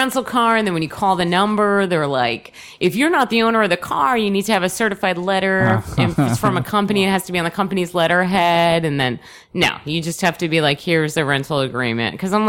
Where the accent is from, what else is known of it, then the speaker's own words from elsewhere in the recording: New Jersey, United States; moved away as an adult; also born or lived in Albuquerque, New Mexico; I grew up in New Jersey. I actually moved to New Mexico.